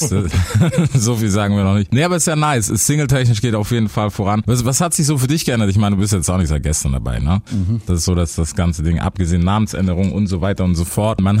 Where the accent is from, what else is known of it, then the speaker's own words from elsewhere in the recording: Memphis, Tennessee, United States; Ich bin aus Memphis.